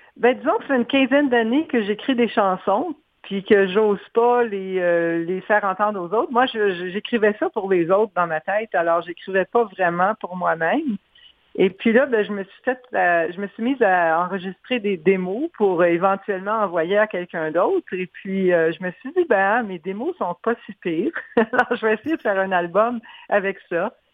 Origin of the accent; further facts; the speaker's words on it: Montreal, Quebec, Canada; moved away; also born or lived in Manitoba; je suis originaire de Montréal, alors j'ai grandi là-dedans.